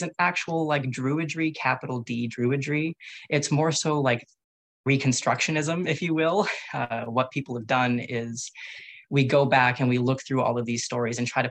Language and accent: English; Canada; I am a first generation Canadian, so I'm technically Canadian before all